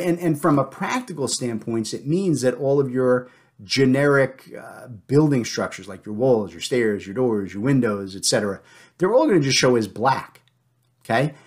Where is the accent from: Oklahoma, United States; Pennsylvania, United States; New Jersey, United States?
New Jersey, United States; I'm from the South now instead of from New Jersey